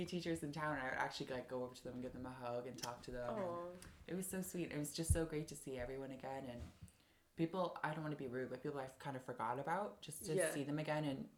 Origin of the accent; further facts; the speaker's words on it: Ireland; I'm like, people still don't believe I'm from Ireland.